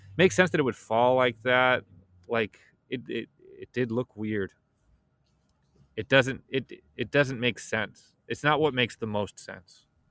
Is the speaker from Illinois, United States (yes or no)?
yes; Chicago, Illinois, United States; I'm from Chicago